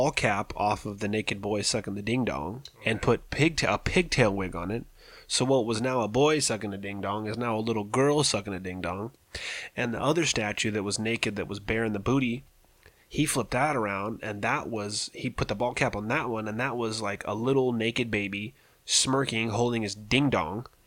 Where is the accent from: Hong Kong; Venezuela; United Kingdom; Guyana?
United Kingdom; London; And excuse my language, but I'm from London and this is how we talk.